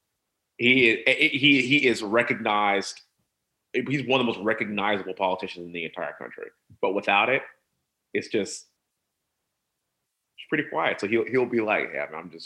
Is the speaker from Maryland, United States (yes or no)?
no; Houston, Texas, United States; born and raised in Houston, energy capital of the world